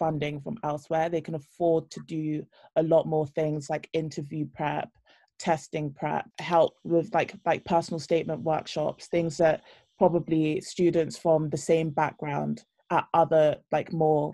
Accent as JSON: {"language": "English", "region": "London", "country": "United Kingdom", "said": "I'm from East London, Borough of Newham, which is one of the most impoverished in the UK. I went to a state comprehensive"}